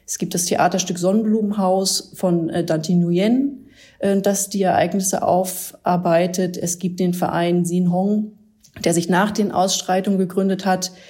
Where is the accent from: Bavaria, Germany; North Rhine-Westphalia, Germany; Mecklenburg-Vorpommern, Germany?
Mecklenburg-Vorpommern, Germany; Rostock; wenn ich heute in meiner Heimatstadt bin, denke ich, viel hat sich getan, aber natürlich gibt's dann noch, sehe ich dann, dass bei Spielen von FC Hansa Rostock Banner hochgehalten werden mit homofeindlichen Sprüchen.